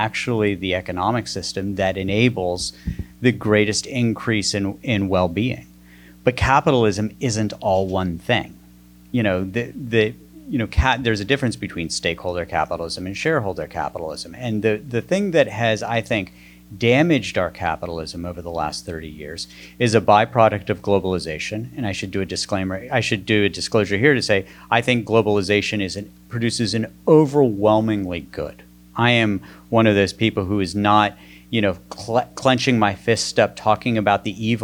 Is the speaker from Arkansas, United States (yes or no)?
no; West Virginia, United States; moved away; I grew up in the coal-filled hills of West Virginia